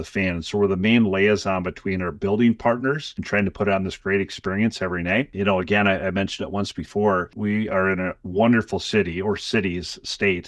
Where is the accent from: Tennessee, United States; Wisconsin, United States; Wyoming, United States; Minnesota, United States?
Minnesota, United States; Lake City; I didn't grow up around soccer. I'm from Lake City, Minnesota. We had the traditional sports